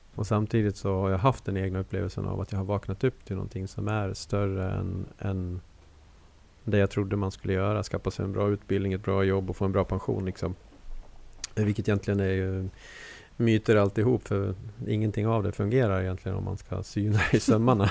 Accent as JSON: {"language": "Swedish", "town": "Borlänge", "region": "Dalarna County", "country": "Sweden", "said": "som de säger hemma i Borlänge"}